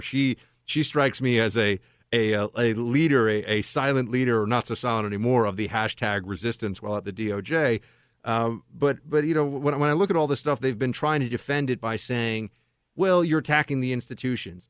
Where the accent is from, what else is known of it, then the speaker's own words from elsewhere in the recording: New York, United States; moved away as an adult; now in California, United States; I'm in California now. This is my impression as a New Yorker